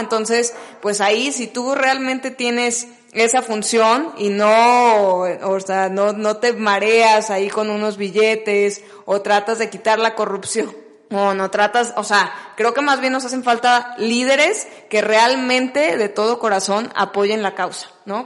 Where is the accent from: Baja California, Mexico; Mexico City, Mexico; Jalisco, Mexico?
Jalisco, Mexico; Guadalajara; yo que soy de Guadalajara